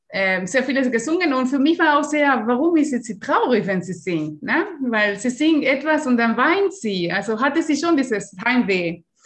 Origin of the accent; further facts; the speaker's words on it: Uruguay; German is a second language; now in Germany; ich bin in Uruguay geboren